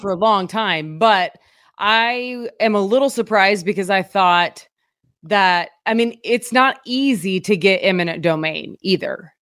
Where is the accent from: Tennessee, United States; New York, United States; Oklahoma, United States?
Oklahoma, United States; now in Springfield, Missouri, United States; I grew up in Oklahoma, so I am used to Whataburgers.